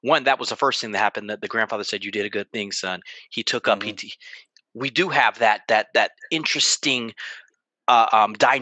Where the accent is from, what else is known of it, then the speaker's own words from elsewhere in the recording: Ohio, United States; also born or lived in Berkeley, California; When I moved back from the Bay Area in Berkeley, California, to Ohio